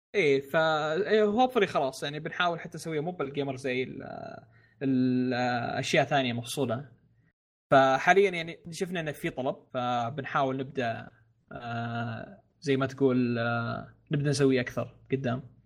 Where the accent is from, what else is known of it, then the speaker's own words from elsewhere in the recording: Saudi Arabia; عندنا في السعوديه